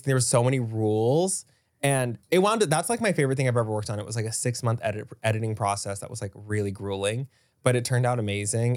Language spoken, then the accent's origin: English; Dallas, Texas, United States; I grew up in Dallas